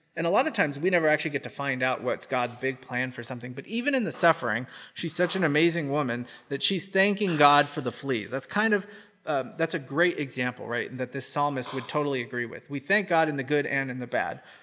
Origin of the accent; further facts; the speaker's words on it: United States; accent: American; My American accent.